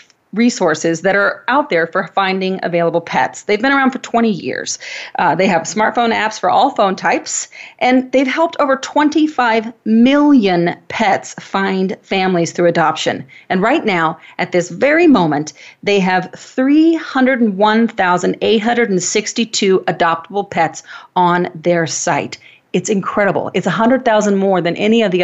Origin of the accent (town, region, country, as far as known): Wenatchee, Washington, United States; born or raised there